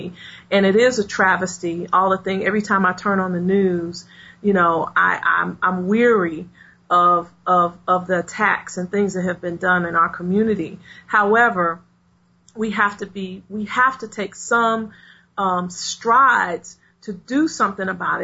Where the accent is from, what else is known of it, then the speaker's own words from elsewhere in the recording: Chicago, Illinois, United States; I grew up on the South Side of Chicago